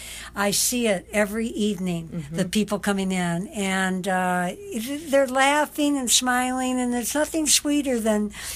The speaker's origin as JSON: {"language": "English", "town": "Detroit", "region": "Michigan", "country": "United States", "moved": "yes", "lives_now": "Hawaii, United States", "said": "I was from Detroit"}